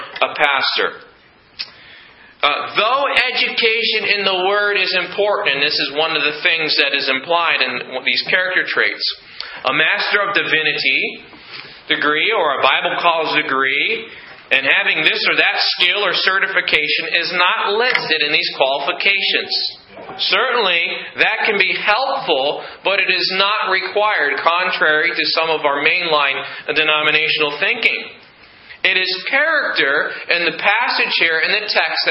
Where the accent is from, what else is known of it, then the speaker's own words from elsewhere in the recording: United States; as an American here